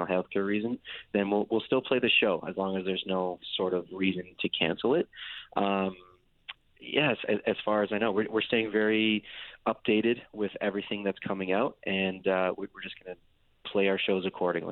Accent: Windsor, Ontario, Canada; we're from Windsor, and it's right across the border from Detroit, Michigan

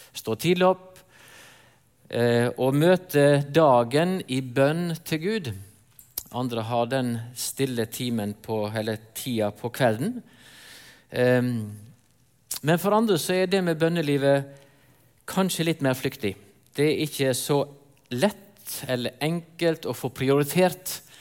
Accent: near Rosendal, Vestland, Norway; moved away; Jeg vokste opp inne på Løfastrand. Sikkert ikke så mange her som vet hvor det er, men det er i nærheten av Rosendal

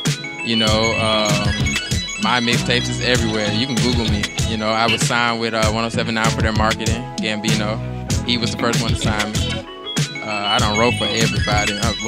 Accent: Miami, Florida, United States; I'm from Miami, but I represent everywhere.

